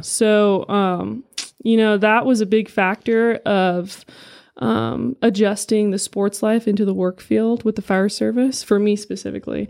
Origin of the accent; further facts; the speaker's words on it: San Diego, California, United States; moved away as an adult; now in Prescott, United States; I'm originally from California, San Diego. I was born and raised there my whole life.